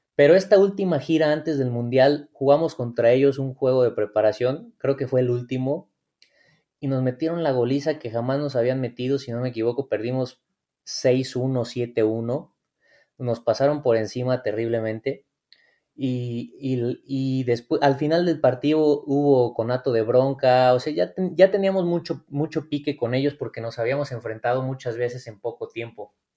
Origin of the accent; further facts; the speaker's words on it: Morelia, Michoacán, Mexico; Morelia, entonces este, ahí, era donde yo con mis amigos, pues vaya, jugaba, entrenaba